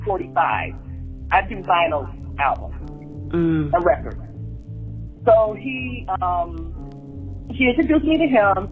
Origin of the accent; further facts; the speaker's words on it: Pontiac, Michigan, United States; I'm from Pontiac, Michigan